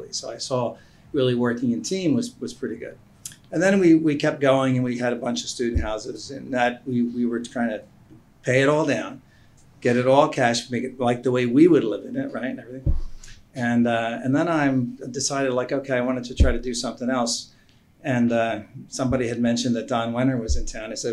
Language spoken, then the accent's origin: English; Philadelphia, Pennsylvania, United States; also born or lived in Warminster, Bucks County, Pennsylvania / Bethlehem, Pennsylvania; I grew up in Philadelphia, then went out to Bucks County in Warminster